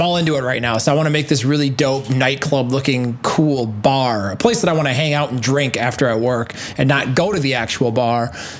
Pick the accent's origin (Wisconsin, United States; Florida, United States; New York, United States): Wisconsin, United States; I'm from Wisconsin